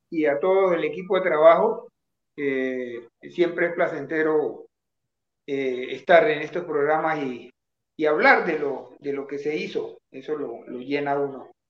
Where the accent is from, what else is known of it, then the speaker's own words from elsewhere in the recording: Bogotá, Colombia; also born or lived in Buenaventura; Yo eh, nací en Buenaventura y bueno, como les decía, por un ejemplo de principio de mi papá eh, trabajaba en una empresa y había algo ahí como medio turbio, entonces prefirió irse a, irnos a Bogotá